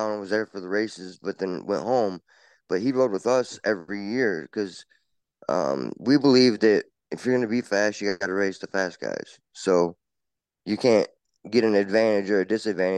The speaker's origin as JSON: {"language": "English", "region": "Michigan", "country": "United States", "tie": "born or raised there", "said": "growing up in Michigan"}